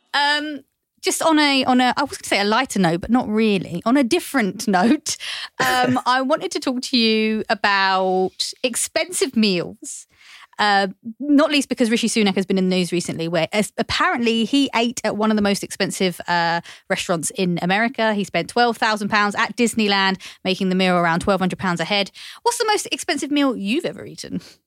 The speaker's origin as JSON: {"language": "English", "region": "London", "country": "United Kingdom", "tie": "born or raised there", "said": "I grew up in East London"}